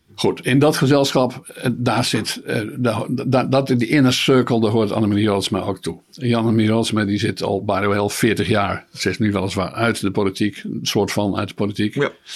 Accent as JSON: {"language": "Dutch", "country": "Netherlands"}